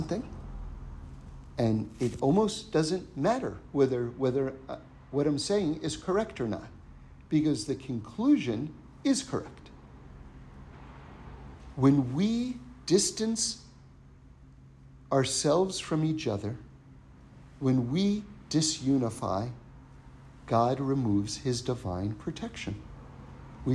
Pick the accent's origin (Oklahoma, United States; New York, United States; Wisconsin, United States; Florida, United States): New York, United States; New York City; Now, I grew up in New York City.